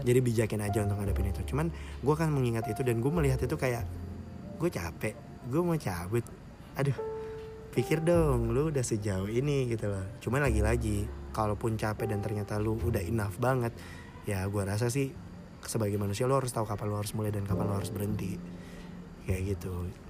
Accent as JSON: {"language": "Indonesian", "town": "Makassar", "region": "South Sulawesi", "country": "Indonesia", "tie": "born or raised there", "moved": "as an adult", "said": "gue dulu di kota asal gue Makassar berarti gue perantau"}